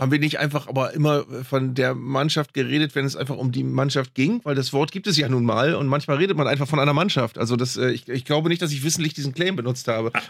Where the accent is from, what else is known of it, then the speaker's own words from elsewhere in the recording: Germany; als Deutsche